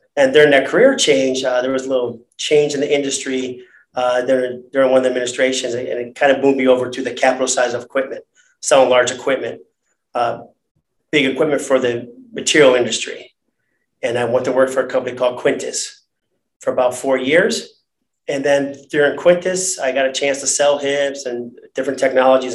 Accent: Cleveland, Ohio, United States; I grew up in the inner east side of Cleveland.

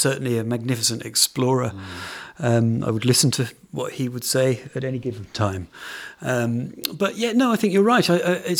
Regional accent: PJ Harvey's hometown, South West England, United Kingdom; She's from my hometown.

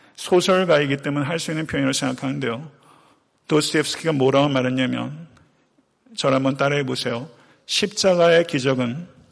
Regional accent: Buyeo, South Chungcheong, South Korea; moved away; 제 고향 부여에도 이런 작은 개울들이 많아요.

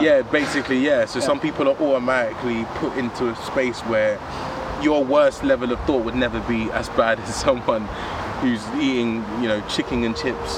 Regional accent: London, United Kingdom; I'm British. I was born in London, um, so being a part of the South London community

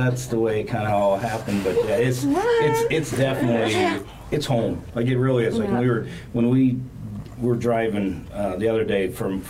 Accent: Indiana, United States; moved away as an adult; now in Ocala, United States; I'm originally from Indiana.

